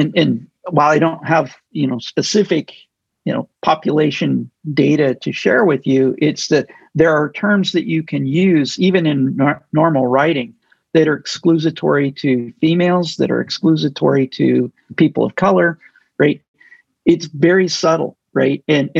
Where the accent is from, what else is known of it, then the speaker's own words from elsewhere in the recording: United States; meaning I grew up in the United States. I'm expecting to see numbers like this.